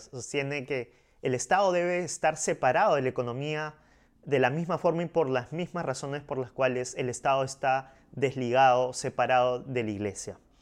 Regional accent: Peru; yo soy de Perú, y me han, digamos, criado como católico

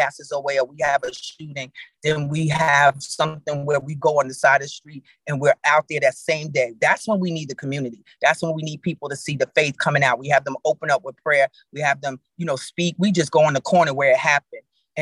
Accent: New York, United States; now in Atlanta, United States; I'm in Atlanta, I'm from New York

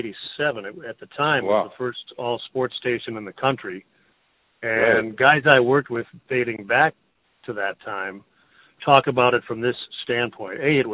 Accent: Minneapolis, Minnesota, United States; moved away as an adult; also born or lived in Wisconsin / North Dakota / Montana; now in Indiana, United States; I grew up mostly in Minneapolis.

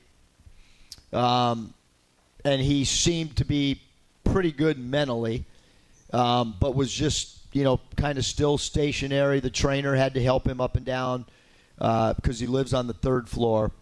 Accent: San Diego, California, United States; moved away as an adult; also born or lived in Los Angeles, United States; now in Arkansas, United States; growing up in San Diego and living in L.A. and living in Northern California

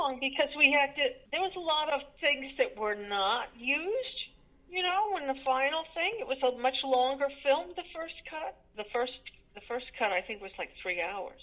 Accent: Connecticut, United States; in Connecticut, the town I was born

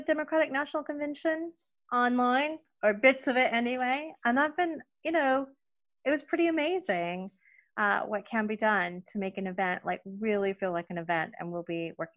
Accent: Lawrence County, Tennessee, United States; born or raised there; moved away

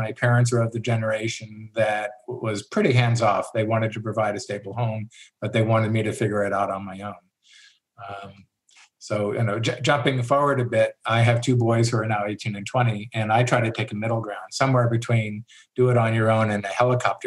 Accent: Los Angeles, California, United States; also born or lived in Sierra foothills, California; I grew up in Los Angeles, where the danger was earthquakes

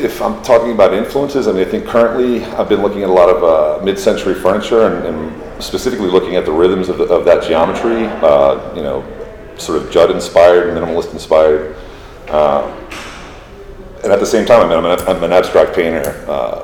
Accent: Philadelphia, Pennsylvania, United States; moved away as an adult; now in Miami, United States; I was born and raised in Philadelphia

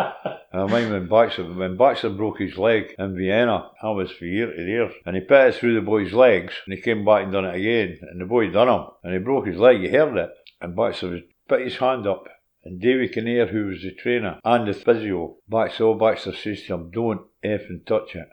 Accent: Cardenden, Scotland, United Kingdom; also born or lived in Glasgow; I was born in Rockhill. Hmm and uh, it was two, two and a bit when we moved to Cardenden

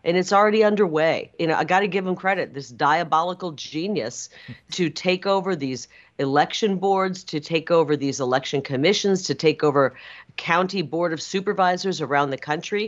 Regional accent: Iowa, United States; now in Arizona, United States; a young kid, uh, growing up in Iowa, in a rural part of the country, youngest of nine

